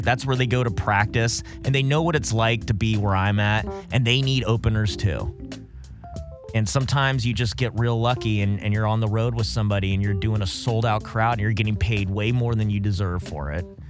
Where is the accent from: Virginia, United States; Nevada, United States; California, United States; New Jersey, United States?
California, United States; Los Alamitos; born or raised there; also born or lived in Corona, California / San Jose, California